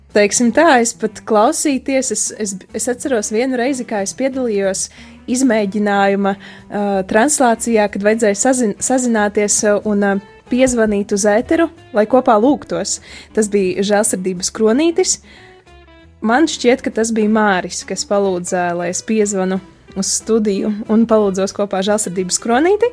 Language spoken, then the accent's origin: Latvian; Strēlnieki, Eglaine Parish, Ilūkste Municipality, Latgale, Latvia; moved away as an adult; also born or lived in Bebrene; now in Daugavpils, Latvia; to es pavadīju Ilūkstas novada Eglainas pagasta strēlniekos, jeb eh, tā ir tāda vieta starp Eglaini un Subati, un tur es pavadīju savu bērnību, savu, savus pusauģu gadus.